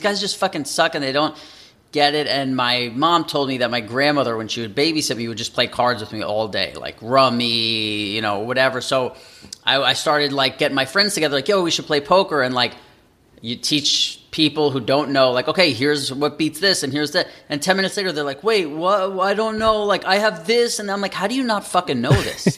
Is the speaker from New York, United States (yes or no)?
yes; New York City, New York, United States; moved away as an adult; also born or lived in Las Vegas; now in Los Angeles, United States; I grew up in New York City my entire life